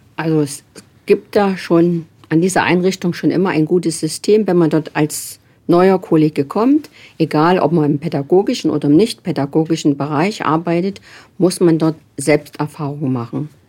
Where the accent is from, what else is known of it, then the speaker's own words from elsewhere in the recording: Germany; moved away as an adult; now in Nuremberg, Germany; Man hört es ja, ich komme überhaupt nicht aus Nürnberg, sondern ich komme aus Sachsen-Anhalt, Thüringen